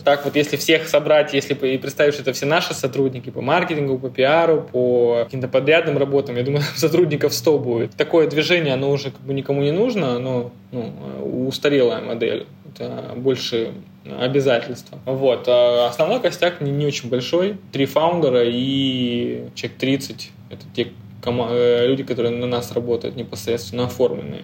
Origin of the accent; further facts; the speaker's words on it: Rostov-on-Don, Rostov Oblast, Russia; moved away as an adult; now in Moscow, Russia; я из Ростова-на-Дону